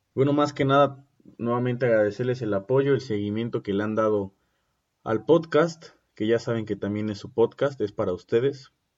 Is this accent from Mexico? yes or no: yes; Mexico; uno como mexicano